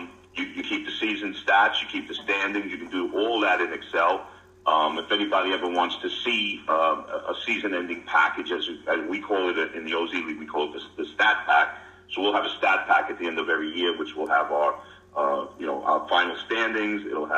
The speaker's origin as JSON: {"language": "English", "region": "Delaware", "country": "United States", "said": "I'm from Delaware."}